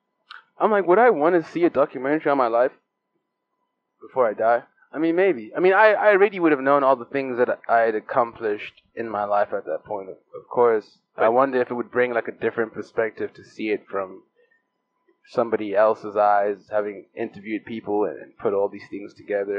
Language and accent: English; South Africa; now in California, United States; As a South African